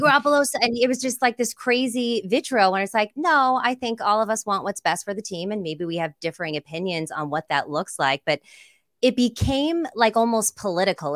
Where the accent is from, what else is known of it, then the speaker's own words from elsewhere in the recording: San Jose, California, United States; moved away as an adult; also born or lived in Los Angeles; I'm from the Bay Area. I'm from San Jose. Grew up a huge forty-niners fan.